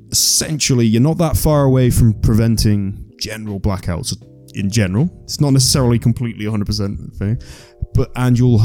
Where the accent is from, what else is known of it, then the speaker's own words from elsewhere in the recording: United Kingdom; moved away as an adult; now in Iceland; I'm from Britain and there's 60 million of us.